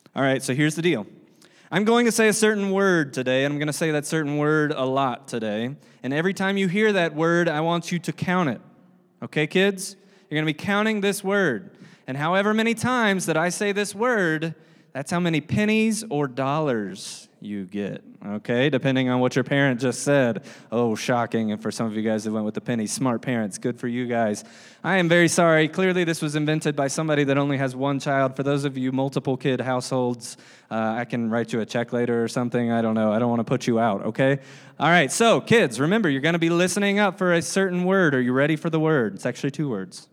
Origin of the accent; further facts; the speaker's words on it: the South, United States; I'm from the South